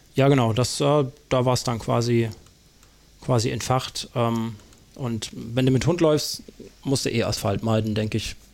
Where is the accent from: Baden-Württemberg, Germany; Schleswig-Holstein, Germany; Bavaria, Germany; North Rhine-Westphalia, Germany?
Baden-Württemberg, Germany; Karlsruhe; moved away; ich in der Gegend aufgewachsen bin. Ich bin da geboren in Karlsruhe